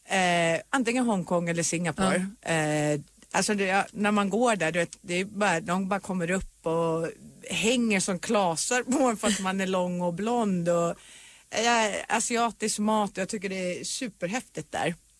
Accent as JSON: {"language": "Swedish", "country": "Sweden", "moved": "yes", "lives_now": "Los Angeles, United States", "said": "när jag bodde hemma i Sverige"}